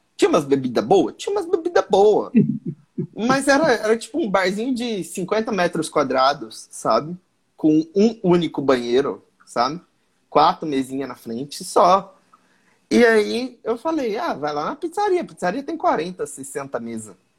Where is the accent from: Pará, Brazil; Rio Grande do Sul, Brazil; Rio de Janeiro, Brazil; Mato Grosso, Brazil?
Mato Grosso, Brazil; Eu sou do Mato Grosso sou comediante.